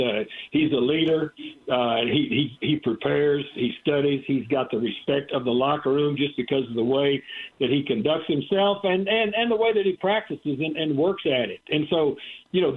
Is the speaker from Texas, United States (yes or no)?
yes; Texas, United States; moved away; also born or lived in Terre Haute, Indiana; I grew up in Texas